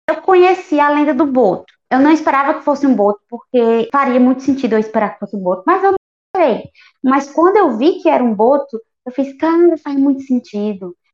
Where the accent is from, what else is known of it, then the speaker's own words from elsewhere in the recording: Northeast Brazil, Brazil; a gente é nordestina.